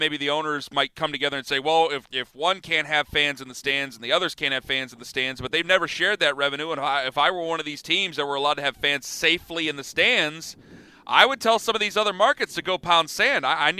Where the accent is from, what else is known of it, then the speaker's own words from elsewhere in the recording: Northeast Ohio, United States; I'm from Northeast Ohio